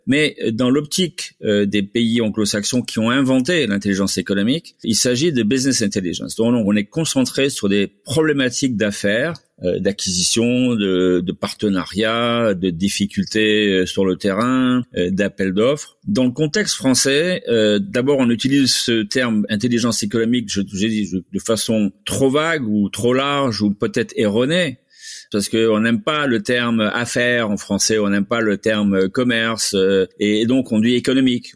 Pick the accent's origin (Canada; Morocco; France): Morocco; Azemmour, Casablanca-Settat; also born or lived in El Jadida; now in Miami, United States; j'ai grandi euh, sur un domaine euh, agricole qui appartenait à notre famille. Euh, tout près à 5-6 km de Azmour